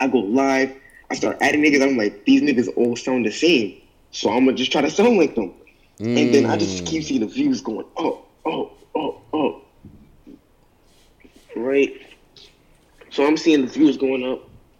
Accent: New York City, New York, United States; I'm from New York, bro.

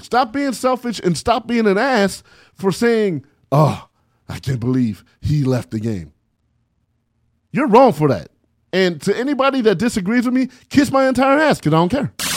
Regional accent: San Bernardino, California, United States; I'm from San Bernardino, California, man. nine two four oh four

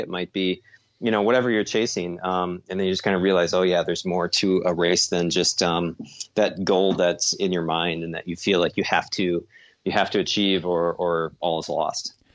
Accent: Lakefront Marathon, Wisconsin, United States; Lakefront Marathon, which is my hometown race

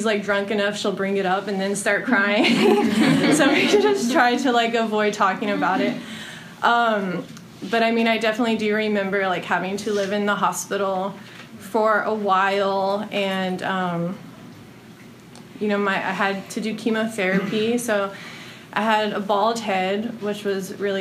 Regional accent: Houston, Texas, United States; now in Austin, United States; I was born in Houston, Texas

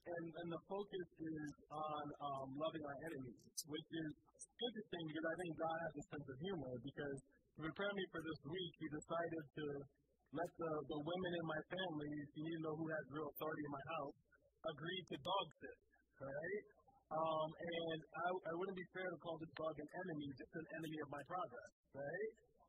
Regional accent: Liberia; also born or lived in Sierra Leone / Ivory Coast; Like, I grew up in Liberia and in Sierra Leone and in Ivory Coast.

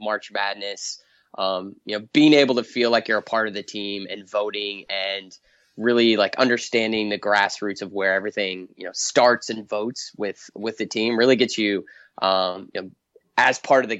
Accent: Indiana, United States; I'm from Indiana and I grew up a Purdue fan

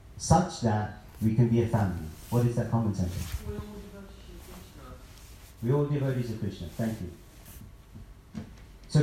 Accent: London, United Kingdom; I'm a guy from London, from Indian background

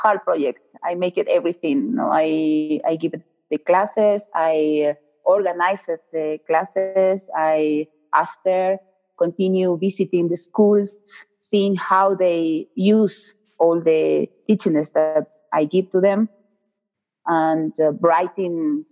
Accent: Argentina; English is a second language; moved away as an adult; now in Peru; I am Argentinian. I came to Peru 16, 17 years ago

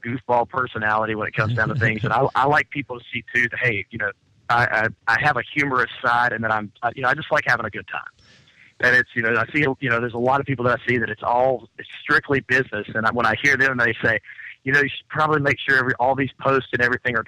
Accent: Lexington, North Carolina, United States; moved away as an adult; also born or lived in Atlanta; where you're from, about here in North Carolina at Lexington

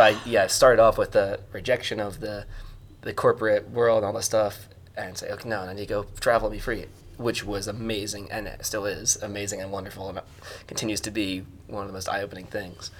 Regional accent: United States; moved away; I'm American

